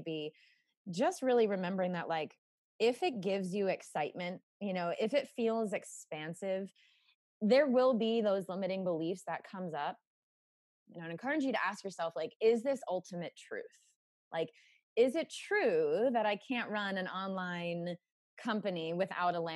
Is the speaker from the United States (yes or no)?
yes; United States; I grew up in America